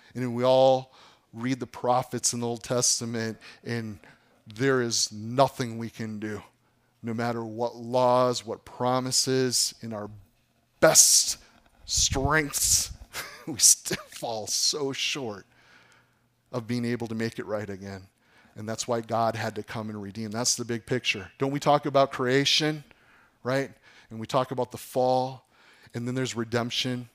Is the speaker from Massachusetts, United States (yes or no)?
no; Appleton, Wisconsin, United States; I grew up in Appleton.